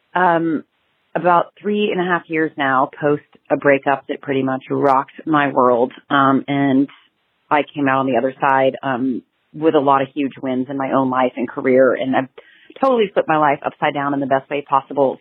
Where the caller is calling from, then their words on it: Montana, United States; I'm calling from Montana